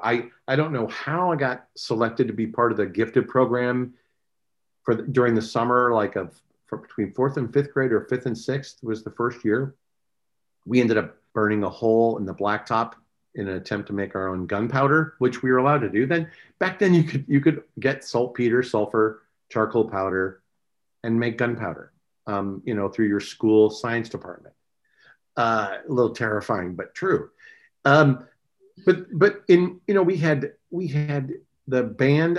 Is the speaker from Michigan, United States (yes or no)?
yes; Westland, Michigan, United States; moved away as an adult; now in California, United States; I grew up in Westland, Michigan